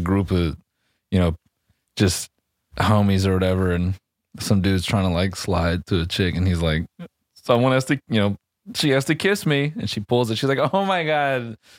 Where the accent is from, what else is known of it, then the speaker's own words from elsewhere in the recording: Tuscaloosa, Alabama, United States; I'm from Tuscaloosa, but you know, I saw the game was on earlier.